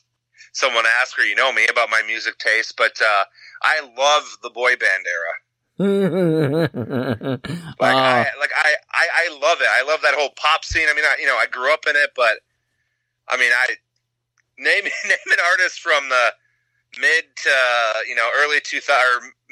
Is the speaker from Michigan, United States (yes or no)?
yes; Southeast Michigan, United States; where I grew up in here in Southeast Michigan